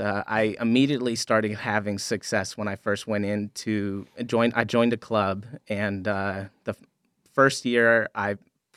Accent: Florida, United States; Growing up, I grew up in South Florida. And one of the beautiful things about South Florida is fishing is everywhere.

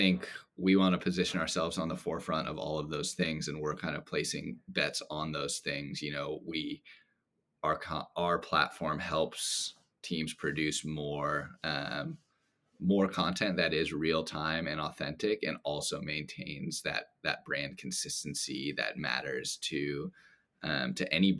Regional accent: Los Angeles, California, United States; Oh man, I gotta go with my hometown team, the LA Lakers.

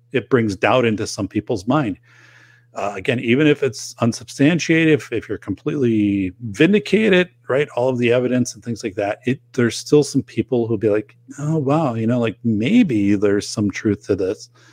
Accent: Wisconsin, United States; people in my hometown, it shows here quite a bit in Wisconsin

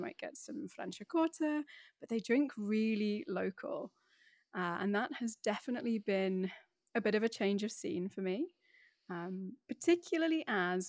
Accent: Middlesbrough, North East England, United Kingdom; accent: BBC voice; So despite the accent, which I have spent years honing to be my BBC voice, I'm actually from the Northeast. So I'm from a kind of steel industrial town on the northeast coast called Middlesbrough

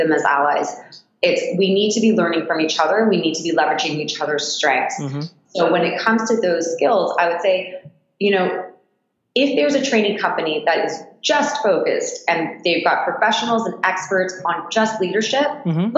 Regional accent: Toronto, Ontario, Canada; also born or lived in Japan / Australia; I left Toronto when I was 19

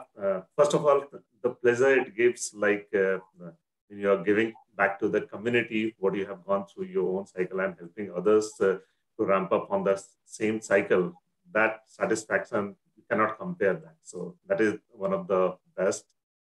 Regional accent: Pune, Maharashtra, India; I'm from Pune, India.

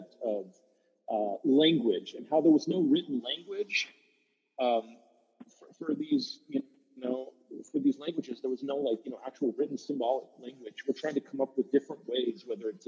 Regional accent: Chickaloon, Alaska, United States; we're from Chickaloon

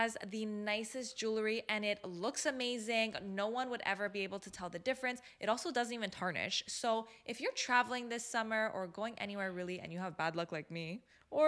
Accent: Montreal, Quebec, Canada; we're coming from Canada

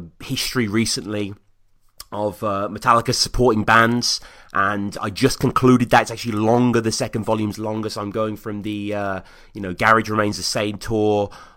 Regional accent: United Kingdom; I'm a Brit

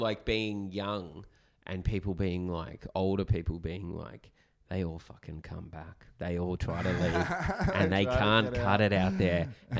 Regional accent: Nowra, New South Wales, Australia; moved away; I am from Nara. Like, I feel like I've often distanced myself from the town.

